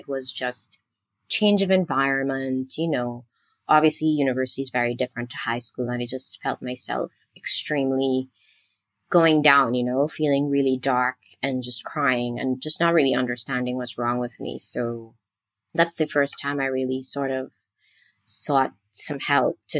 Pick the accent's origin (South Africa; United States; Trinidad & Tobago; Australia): Trinidad & Tobago; moved away; I am originally from Trinidad and Tobago, which is a teeny tiny island country in the Caribbean.